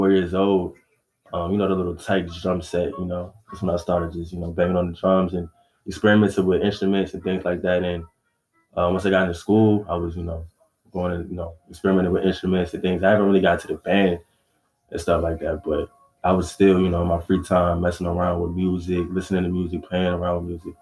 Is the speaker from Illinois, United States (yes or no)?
no; Maryland, United States; I'm from Maryland